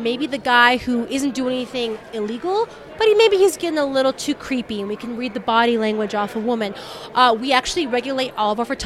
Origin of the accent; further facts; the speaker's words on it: Southern California, United States; moved away as an adult; now in Denver, United States; I'm originally from Southern California